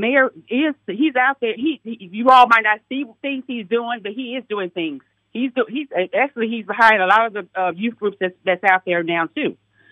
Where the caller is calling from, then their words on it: Indianapolis, Indiana, United States; I'm calling from Indianapolis, Indiana, from Decatur Township area.